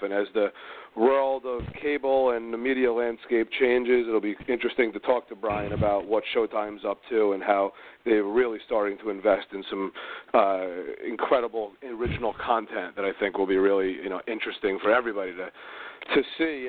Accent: New York area, United States; I was from the New York area

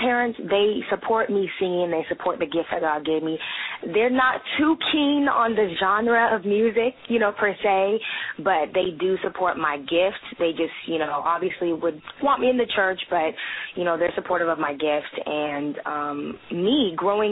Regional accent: Portland, Oregon, United States; also born or lived in Santa Rosa, California; I was born in Santa Rosa, California, and I was raised in Portland, Oregon

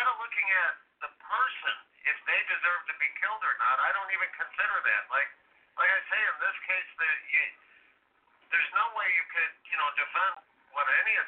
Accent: Illinois, United States; I'm from Illinois

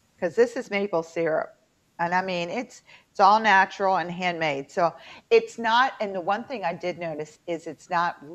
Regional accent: Fairmont, West Virginia, United States; accent: twang; moved away; also born or lived in Baltimore; I'm from Fairmont

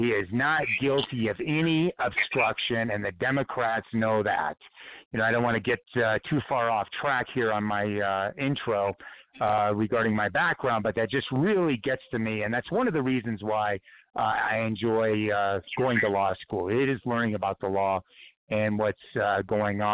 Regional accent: Los Angeles, California, United States; also born or lived in Santa Monica, California; now in San Diego, United States; I was born in Santa Monica, California in 1959. So I grew up, you know, going to the beach as a surfer, skater kid. I grew up on the west side of Los Angeles.

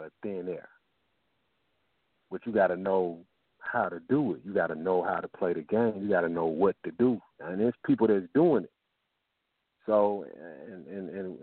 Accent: Memphis, Tennessee, United States; I'm from Memphis

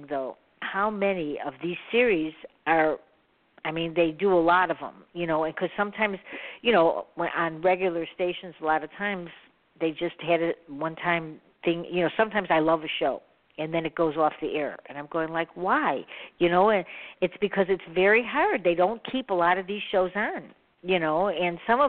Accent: Chicago, Illinois, United States; I'm from Chicago

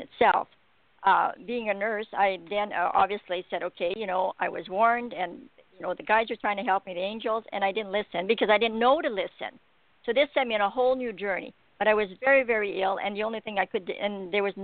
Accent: Alberta, Canada; I'm from Alberta, Canada

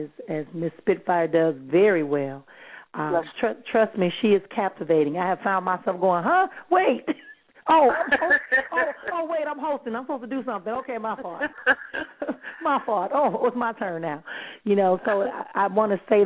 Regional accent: Milwaukee, Wisconsin, United States; I'm from Milwaukee

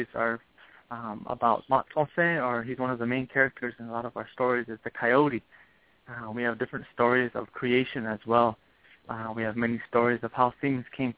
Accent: Arizona, United States; I'm born and raised in Arizona

